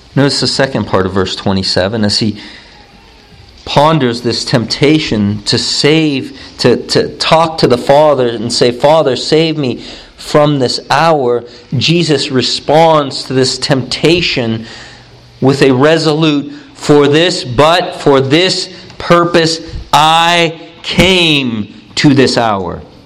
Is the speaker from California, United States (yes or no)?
no; Youngstown, Ohio, United States; I'm from Youngstown, Ohio